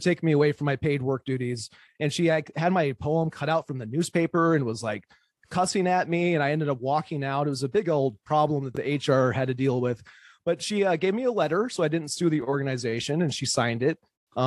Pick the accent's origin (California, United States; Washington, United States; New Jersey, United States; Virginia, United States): Washington, United States; Spokane; moved away as an adult; now in Missoula, United States; so I was born in Spokane, Washington in 78. So I'm 43 years old, and I moved to Missoula in the year 2000